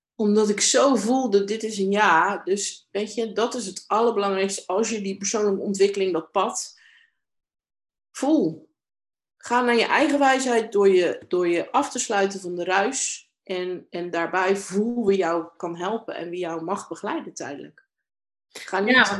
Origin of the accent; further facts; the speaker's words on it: Domburg, Zeeland, Netherlands; ik ben in Domburg opgegroeid, een kustplaatsje hier in Zeeland